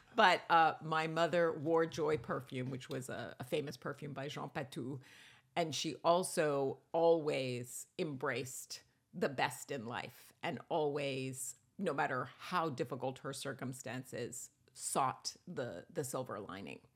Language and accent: English; Rome, Lazio, Italy; I was born in Rome.